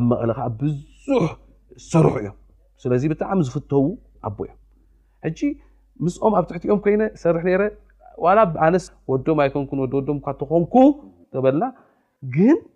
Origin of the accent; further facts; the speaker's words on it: Asmara, Maekel, Eritrea; moved away; ኣስመራ ተወሊደ ዓብየ